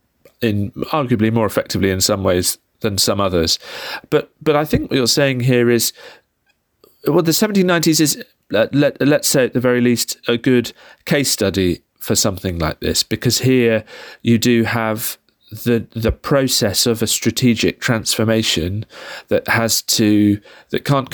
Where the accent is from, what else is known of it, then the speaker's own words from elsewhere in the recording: United Kingdom; we're both British